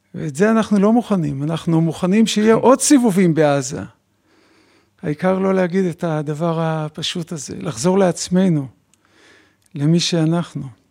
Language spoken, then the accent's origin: Hebrew; Bnei Brak, Tel Aviv District, Israel; גדלתי במשפחה חרדית בבני ברק